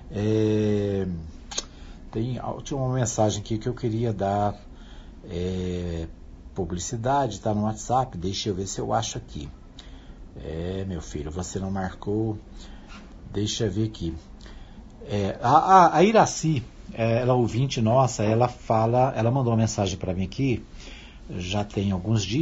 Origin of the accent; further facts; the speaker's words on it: Minas Gerais, Brazil; now in Anápolis, Brazil; Eu estou em Anápolis desde 1972, quando nós viemos de Minas Gerais, meu pai, minha mãe, Dona Maria, meu pai, seu divino Lucas, né? E sete filhos, sete irmãos. Eu era o mais velho, né?